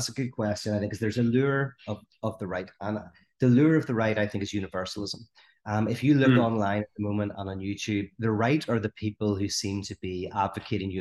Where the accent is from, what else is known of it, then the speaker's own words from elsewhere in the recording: Northern Ireland, United Kingdom; I grew up in the Troubles, which is, you know, as you may or may not know, but a 30-year conflict in Northern Ireland.